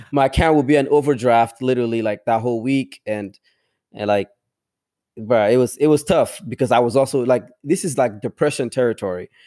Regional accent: DR Congo; first language tribal languages; English is a second language; now in United States; I grew up in the village

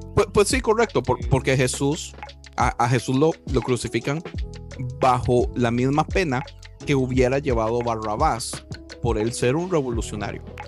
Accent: Costa Rica; yo, como tico pacifista

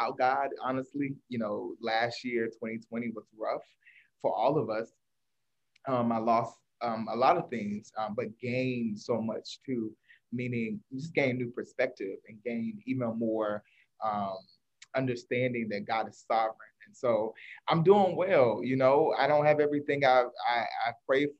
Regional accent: North Carolina, United States; moved away as an adult; I am originally from North Carolina, but I went to Howe University

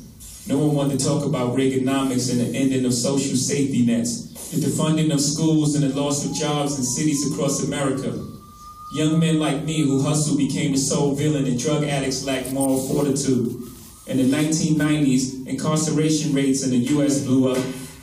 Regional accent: New York, United States; My home state of New York started this with Rockefeller laws.

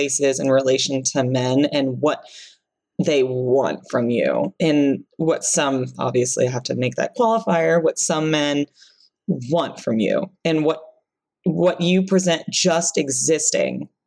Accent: the Bible Belt, United States; I grew up in the Bible Belt

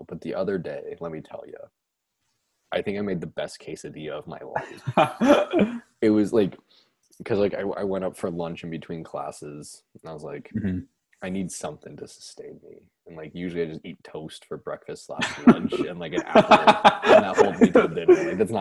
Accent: Nebraska, United States; I'm from Nebraska, but we're not that hick

